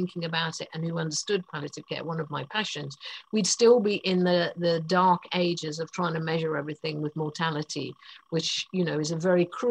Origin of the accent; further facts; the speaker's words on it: United Kingdom; I'm British.